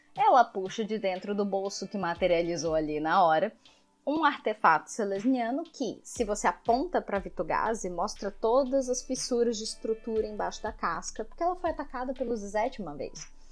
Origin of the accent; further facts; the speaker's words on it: Brazil; a gente é brasileiro